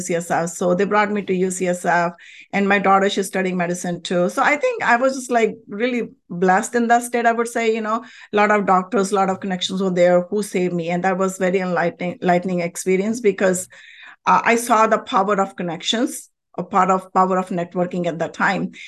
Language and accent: English; India; moved away as an adult; now in United States; I was born and raised in a very, very spiritual country, India